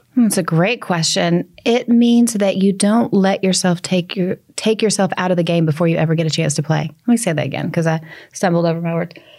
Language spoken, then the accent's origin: English; Nashville, Tennessee, United States; accent: Southern; I'm from Nashville where we do occasionally have cold